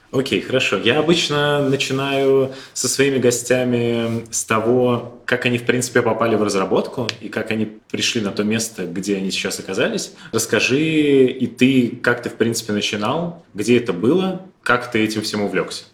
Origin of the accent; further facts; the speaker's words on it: Ivanovo, Ivanovo Oblast, Russia; я из Иванова